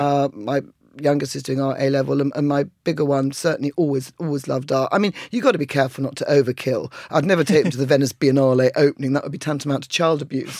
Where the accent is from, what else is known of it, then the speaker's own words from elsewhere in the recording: Colchester, East of England, United Kingdom; moved away; also born or lived in London; I came from Essex